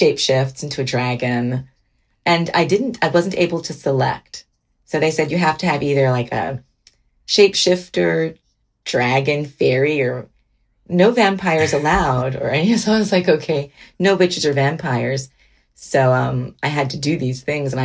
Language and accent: English; Miami, Florida, United States; moved away; also born or lived in Georgia / Washington; growing up in Miami, I remember I cherish the memories of being with my mom and my sisters